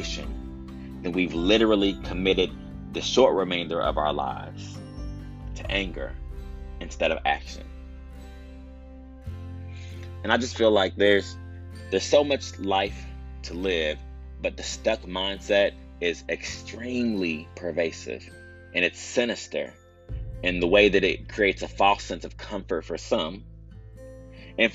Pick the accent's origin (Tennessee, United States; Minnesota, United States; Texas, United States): Texas, United States; as a Texan, you know, we deal with all types of severe weather.